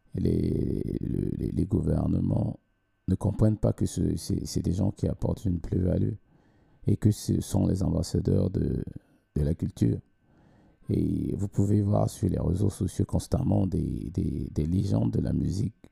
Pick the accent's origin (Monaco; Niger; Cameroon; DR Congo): Cameroon; moved away as an adult; now in Sweden; j'ai commencé à chanter, mm, entre parenthèses, hein, euh, professionnellement quand j'ai quitté le Cameroun